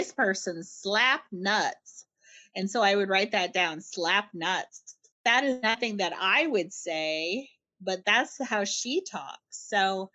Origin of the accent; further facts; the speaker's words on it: Winnipeg, Manitoba, Canada; I'm from Winnipeg.